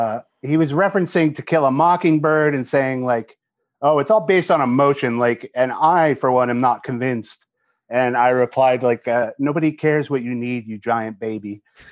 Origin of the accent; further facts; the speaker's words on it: Portland, Oregon, United States; from Portland, Oregon.